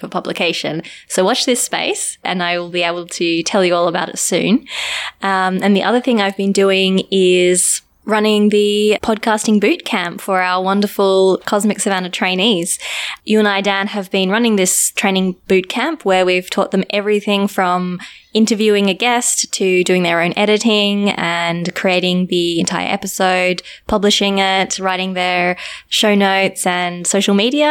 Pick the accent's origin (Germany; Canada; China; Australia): Australia; moved away as an adult; also born or lived in South Africa; now in Cape Town, South Africa; I'm from Australia, but I moved to South Africa about 2 years ago